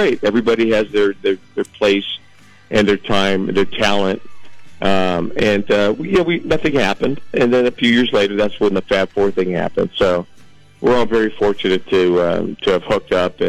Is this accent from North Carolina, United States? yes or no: no; Los Angeles, California, United States; Right here in Los Angeles, born and raised